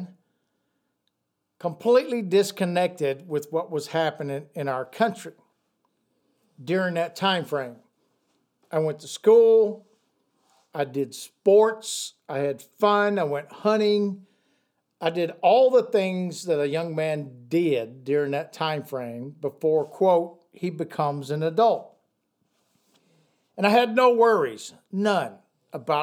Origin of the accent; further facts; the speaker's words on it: United States; I'm an American.